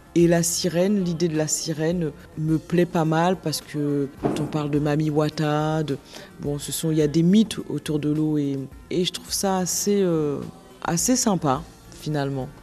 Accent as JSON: {"language": "French", "country": "Guadeloupe", "said": "je suis originaire de la Guadeloupe"}